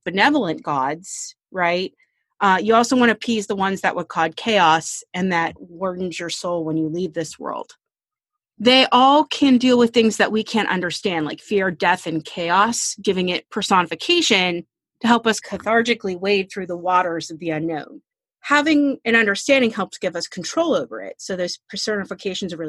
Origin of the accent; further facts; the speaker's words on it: Pittsburgh, Pennsylvania, United States; We're from Pittsburgh